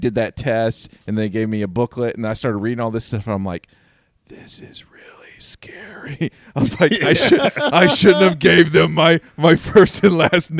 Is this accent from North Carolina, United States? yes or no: yes; North Carolina, United States; moved away; when I first moved out here, I came out from here from North Carolina. I, you know, was raised in like, you know, Southern Baptist Church.